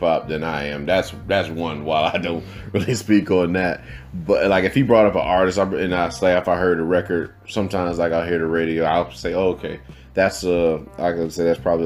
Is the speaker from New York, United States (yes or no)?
no; Virginia, United States; I'm from Virginia